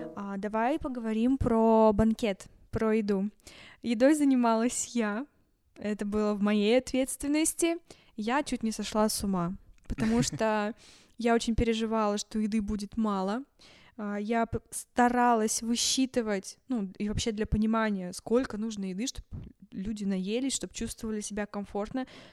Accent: Yekaterinburg, Sverdlovsk Oblast, Russia; мы из Екатеринбурга

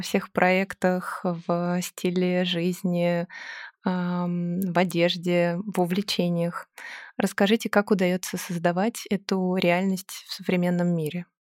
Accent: Moscow, Russia; мы даже выросли в одном районе на Миусах

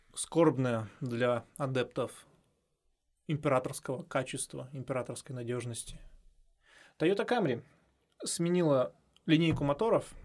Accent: Miass, Chelyabinsk Oblast, Russia; я человек, который все детство провел в Миасе, да, ну, все маленькое детство, потому что у меня там бабушка жила

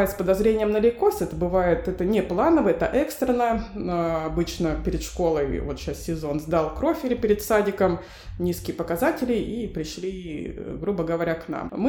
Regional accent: Novosibirsk, Novosibirsk Oblast, Russia; пойду в один из ковидных госпиталей своего города, я из Новосибирска.

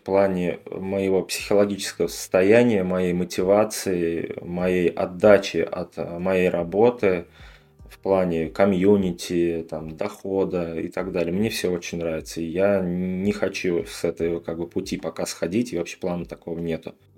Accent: Tatarstan, Russia; я сам из Татарстана тоже

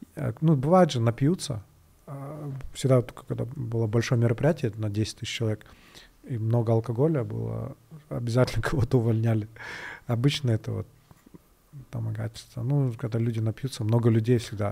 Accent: Kyrgyzstan; один из первых вообще, наверное, программистов кыргызских

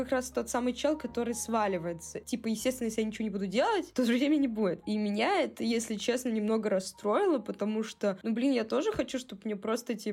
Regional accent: Saint Petersburg, Russia; плюс, я из Санкт-Петербурга.

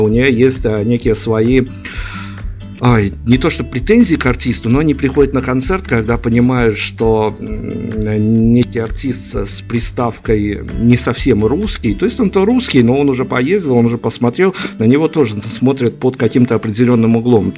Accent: Belarus; мы, понятно, белорусы

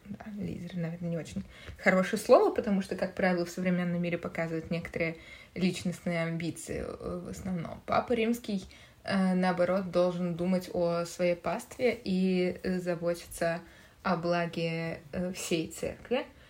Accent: Moscow, Russia; Я тоже родилась и выросла в Москве

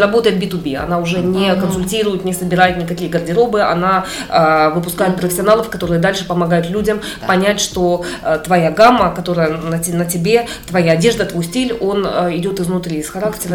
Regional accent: Simferopol, Crimea, Ukraine; moved away as an adult; also born or lived in Heidelberg, Germany; now in Moscow, Russia; я выросла, где вот в Симферополе а, стреляли

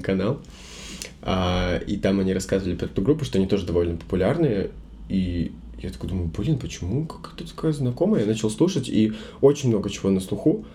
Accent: Belarus; я не из Минска, я рос в небольшом городе

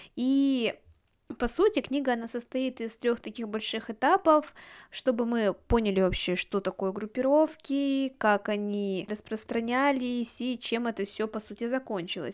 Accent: Yekaterinburg, Sverdlovsk Oblast, Russia; Я родилась и выросла в Екатеринбурге

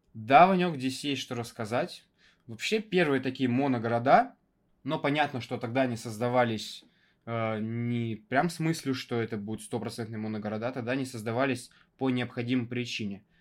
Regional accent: Russia; из моего города, откуда я родом, до него можно добраться на электричке буквально за час-полтора

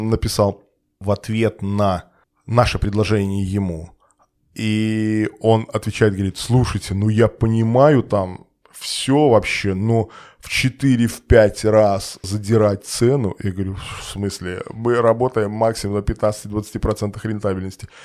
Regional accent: Belarus; moved away; мы все белорусы, как бы, ну, и приехали там, приезжие все

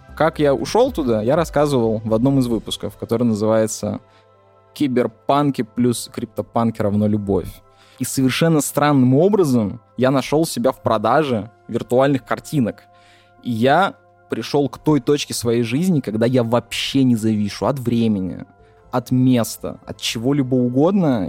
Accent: Yakutia, Sakha Republic, Russia; я чувак там из Якутии

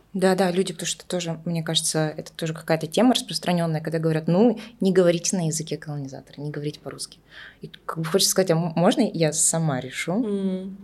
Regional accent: Tuva, Russia; first language Russian; я выросла в Тве, и так вышло, что мы основным языком был русский

